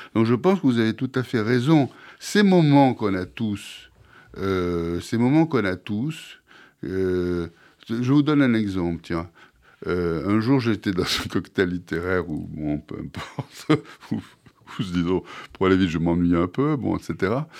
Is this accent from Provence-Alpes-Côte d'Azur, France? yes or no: yes; Marseille, Provence-Alpes-Côte d'Azur, France; je suis Marseillais à l'origine. Et, enfin, à l'origine toujours, mais je je suis né à Marseille